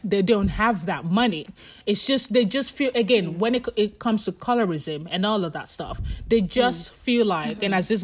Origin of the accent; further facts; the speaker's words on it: Nigeria; I'm Nigerian.